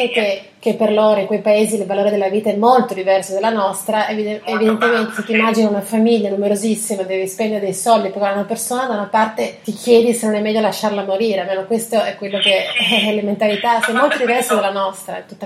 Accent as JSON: {"language": "Italian", "town": "Trieste", "region": "Friuli-Venezia Giulia", "country": "Italy", "also_born_or_lived": "France", "said": "sono triestina"}